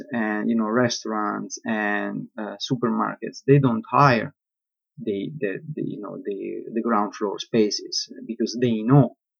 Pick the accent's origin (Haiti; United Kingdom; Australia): United Kingdom; London; I always struggle, you know, to keep a balance between being an architect, being a Londoner.